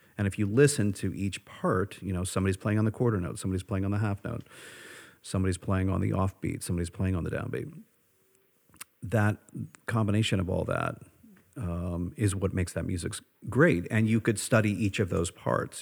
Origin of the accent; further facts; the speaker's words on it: United States; who I am as an American